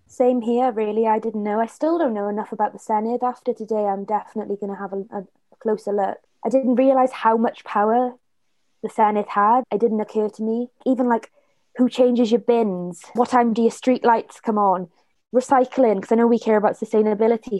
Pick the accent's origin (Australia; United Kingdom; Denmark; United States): United Kingdom; Blackwood, Wales; I'm from the Valleys and from Blackwood